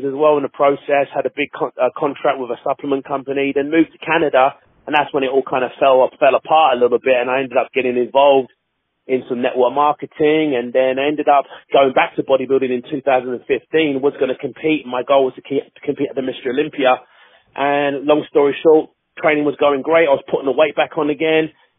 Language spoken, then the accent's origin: English; London, United Kingdom; I'm born and raised in Hackney, East London, in England, born and raised there.